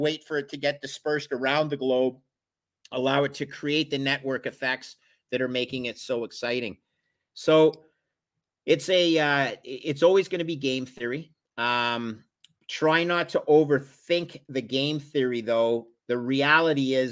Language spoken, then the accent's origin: English; Canada; I'm a Canadian